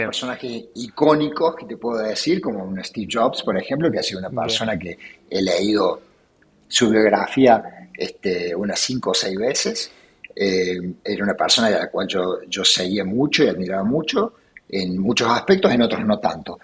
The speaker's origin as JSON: {"language": "Spanish", "region": "Córdoba", "country": "Argentina", "tie": "born or raised there", "said": "Nací en Córdoba, eh, me crié en Córdoba, en un barrio este, de la zona sur de la ciudad, barrio Jardín"}